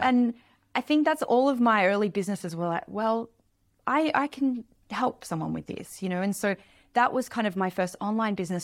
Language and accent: English; Australia; I grew up in Australia in a small town, a small beach town